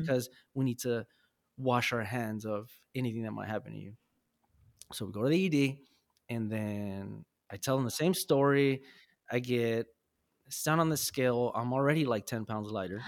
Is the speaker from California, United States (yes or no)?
yes; Los Angeles, California, United States; I was born and raised in South Central and I moved around